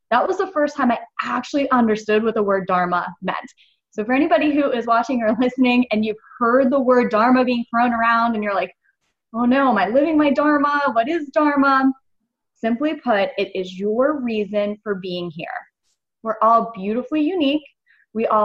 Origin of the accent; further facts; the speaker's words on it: United States; I grew up in America